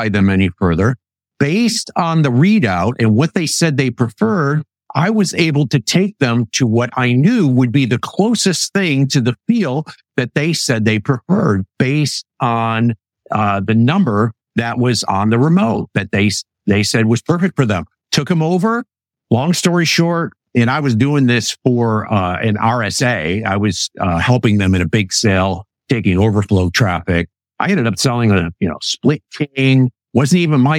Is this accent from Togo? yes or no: no; Western Michigan, United States; When I grew up in Western Michigan